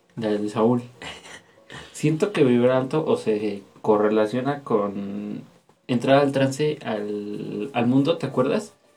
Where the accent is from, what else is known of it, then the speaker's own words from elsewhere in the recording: State of Mexico, Mexico; Somos del Estado de México